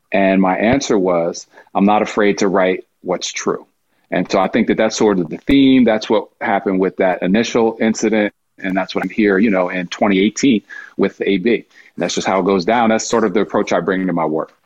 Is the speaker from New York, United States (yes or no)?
yes; Poughkeepsie, New York, United States; I'm growing up in Poughkeepsie, New York